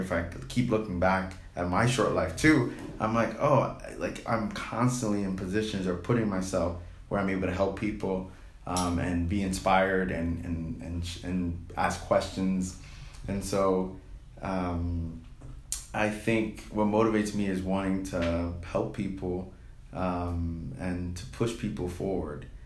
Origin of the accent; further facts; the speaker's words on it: New York, United States; I'm a city boy. I'm from New York